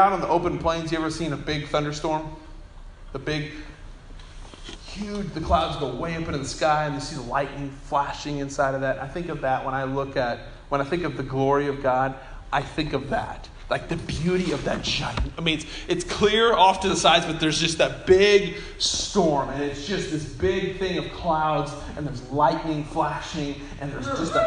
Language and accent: English; Bartlesville, Oklahoma, United States; when I was a kid growing up in Bartlesville